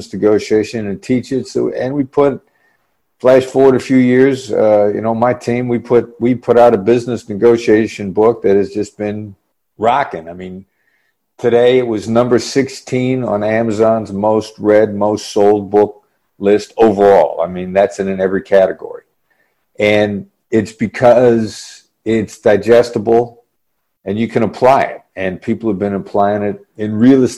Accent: Iowa, United States; I grew up in Iowa

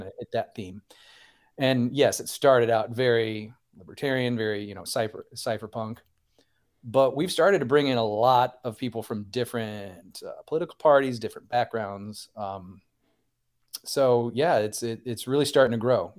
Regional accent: Central Illinois, United States; I'm from Central Illinois

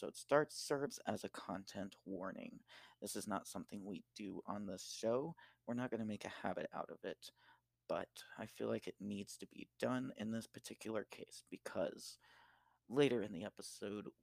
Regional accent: Deep South, United States; I grew up in the Deep South

